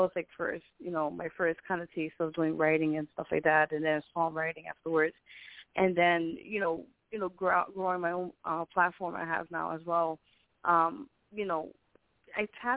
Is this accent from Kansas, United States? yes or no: no; New York City, New York, United States; born and raised here in New York City